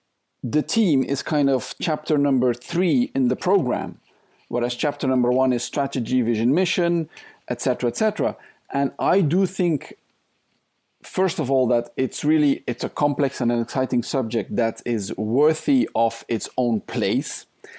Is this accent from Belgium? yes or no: yes; Belgium; English is a second language; now in Thailand; So I'm originally from Belgium. I spent most of my life, though, in Asia.